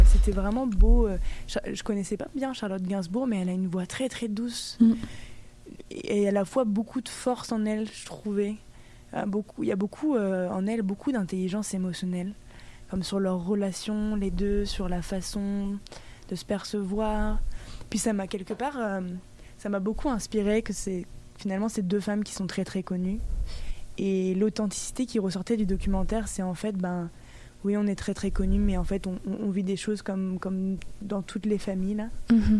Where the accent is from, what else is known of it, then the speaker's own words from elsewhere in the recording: Brittany, France; je viens de Bretagne